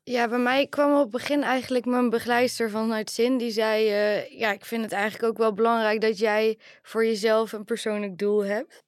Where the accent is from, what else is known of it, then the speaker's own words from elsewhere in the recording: Oirschot, North Brabant, Netherlands; now in 's-Hertogenbosch, Netherlands; Ik kom uit Oorschot, woon in Den Bosch.